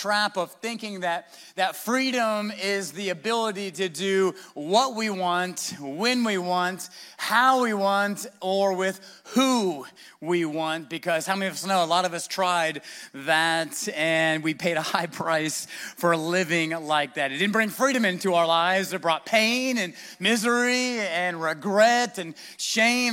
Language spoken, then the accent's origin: English; United States; we're American